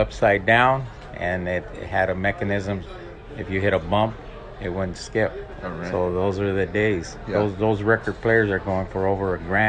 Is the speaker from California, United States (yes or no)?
yes; Paramount, California, United States; I grew up in Paramount Barrio